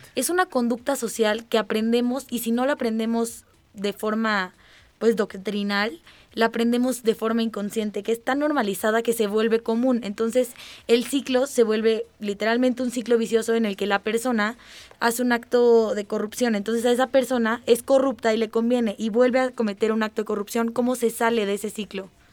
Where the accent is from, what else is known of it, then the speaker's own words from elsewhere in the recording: Mexico; nosotros como ciudadanos mexicanos